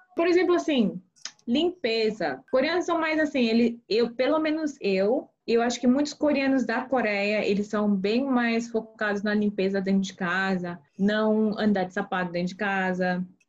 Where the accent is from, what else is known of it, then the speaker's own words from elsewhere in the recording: Brazil; now in United States; quando eu cresci no Brasil, a minha comunidade coreana foi por causa da igreja, mas escola eu estudava com brasileiros